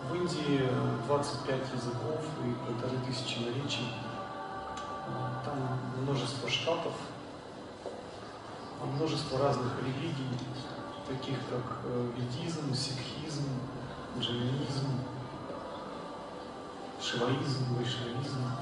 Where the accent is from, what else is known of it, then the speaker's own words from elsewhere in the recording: Russia; Сам я из России.